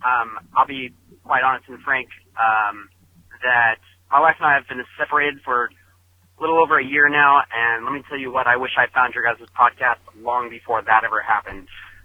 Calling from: Northern California, United States; I'm calling from the Northern California area.

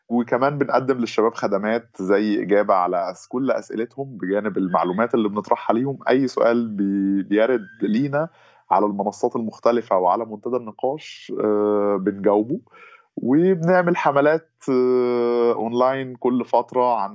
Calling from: Egypt; نعم أنا أنا بحكي من مصر ومقيم في مصر

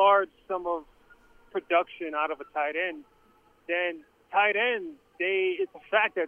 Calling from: Queens, New York, United States; Yes, hi. It's … from Queens.

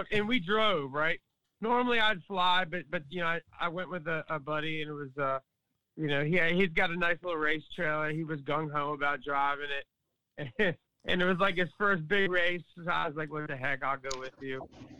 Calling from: Maryland, United States; I'm calling from Maryland, right outside of Washington, D.C.

